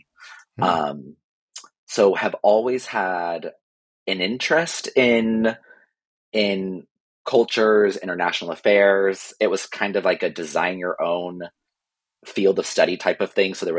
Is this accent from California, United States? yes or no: yes; San Francisco, California, United States; moved away as an adult; also born or lived in New York / Madrid; now in Minorca, Spain; I am originally from the San Francisco Bay Area. So from California, that's where I grew up. My roots are there. And I'm currently based in Minorca, Spain. So a little small island next to Mallorca and Ibiza